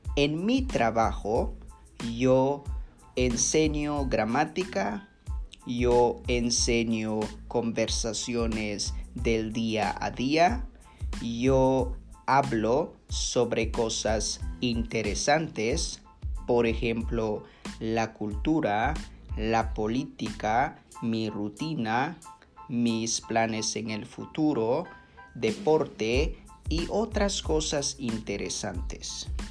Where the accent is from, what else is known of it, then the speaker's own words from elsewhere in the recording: San Pedro La Laguna, Sololá, Guatemala; mi pueblo que se llama San Pedro La Laguna